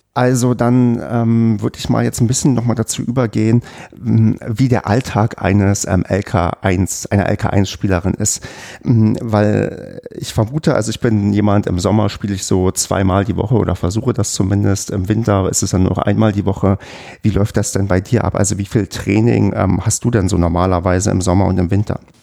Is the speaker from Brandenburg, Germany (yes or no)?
yes; Brandenburg, Germany; moved away; Ich komme halt ähm, aus einer Gegend, habe ich ja schon oft das erzählt, aus ähm, Brandenburg, wo quasi sportlich so gut wie nichts ist.